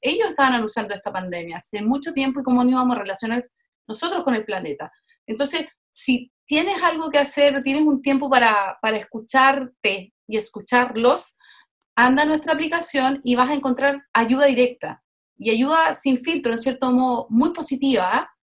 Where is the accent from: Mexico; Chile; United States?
Chile; now in Montreal, Canada; me parieron en Chile, pero llevo más de la mitad de mi vida en Canadá